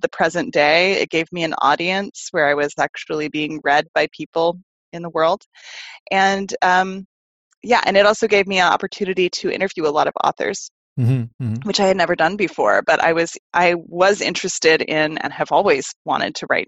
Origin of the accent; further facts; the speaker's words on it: Austin, Texas, United States; also born or lived in Chicago; Austin was always my hometown